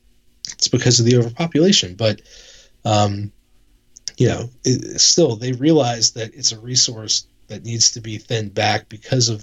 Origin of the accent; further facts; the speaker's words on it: Northern Virginia, United States; I was born and raised in Northern Virginia